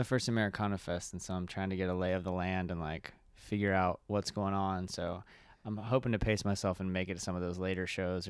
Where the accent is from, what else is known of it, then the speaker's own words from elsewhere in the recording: Elizabethtown, Kentucky, United States; I'm from Elizabethtown originally.